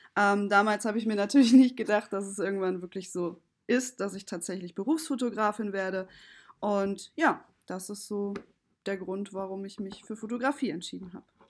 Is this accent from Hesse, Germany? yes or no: yes; Kassel, Hesse, Germany; moved away as an adult; now in Düsseldorf, Germany; bin aber als kleines Kind mit vier Jahren zwischen äh, weggezogen nach Kassel ähm, mit meiner Mutter und bin dort aufgewachsen.